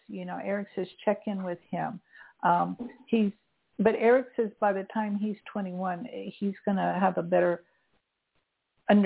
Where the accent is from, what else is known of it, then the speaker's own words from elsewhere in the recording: St. Petersburg, Florida, United States; moved away; I'm from St. Petersburg. My family still lives there.